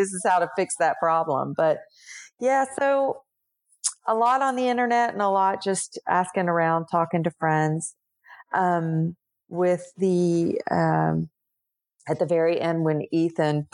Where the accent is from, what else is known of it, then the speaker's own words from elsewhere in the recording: Tennessee, United States; where I grew up in Tennessee